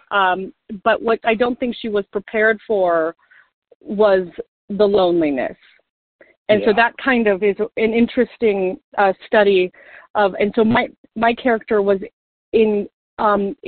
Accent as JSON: {"language": "English", "town": "Golden", "region": "Colorado", "country": "United States", "tie": "born or raised there", "said": "I was born in Golden, Colorado"}